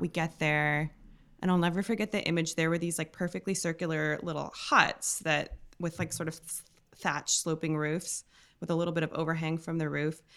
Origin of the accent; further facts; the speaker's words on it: Milwaukee, Wisconsin, United States; also born or lived in Williamsburg, Brooklyn; now in New York, United States; originally from Milwaukee, but I live, like, a ten minute walk away.